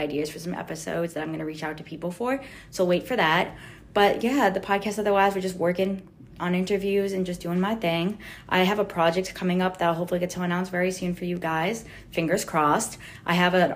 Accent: New York, United States; I'm 18 years old. I'm from New York.

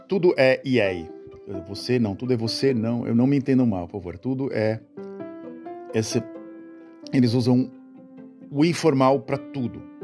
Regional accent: Brazil; moved away as an adult; also born or lived in Santos; now in Netherlands; eu saí do Brasil porque eu me casei com uma holandesa e aqui era melhor do que aí

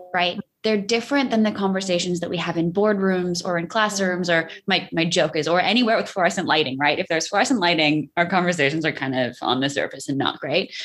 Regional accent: New York, United States; I'm the New Yorker

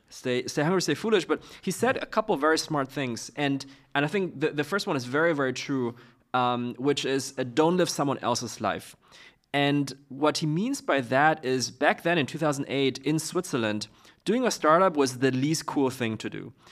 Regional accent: Beijing, China; moved away; also born or lived in Zurich; I'm from Beijing

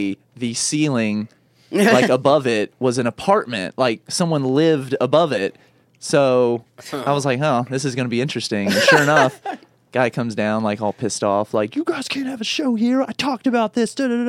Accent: the South, United States; accent: Southern; now in Lancaster, United States

